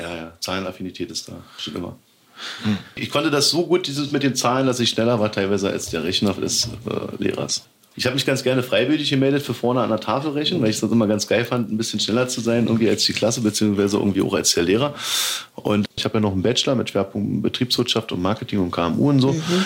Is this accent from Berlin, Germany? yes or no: yes; Berlin, Germany; als Berliner